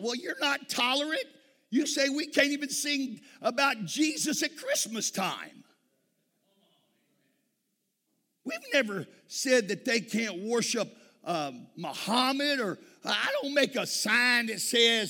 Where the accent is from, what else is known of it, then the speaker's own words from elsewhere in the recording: Texas, United States; I'm from Texas.